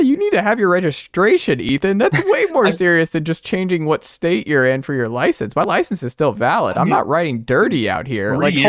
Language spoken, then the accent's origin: English; Atlanta, Georgia, United States; moved away; I grew up in Atlanta